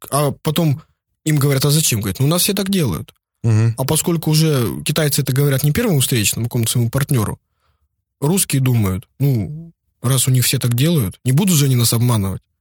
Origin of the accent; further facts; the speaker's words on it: Vladivostok, Primorsky Krai, Russia; Ну вот я вырос в Владивостоке, я бы, например, уже давно бы что-нибудь привез леворульное, там, с пробегом по Японии 10 тысяч километров.